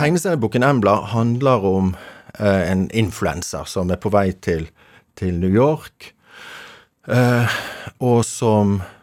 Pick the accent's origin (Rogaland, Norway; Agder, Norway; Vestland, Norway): Vestland, Norway; Bergen; accent: Bergen dialect; now in Oslo, Norway; Nå er vi i, som du hører av dialekten, Bergen. Rett syd for Bergen. Mm. Ehm, i dag det, det, det som var en selvstendig kommune som het eh, Fana. Så ehm, jeg vokste opp på Midtun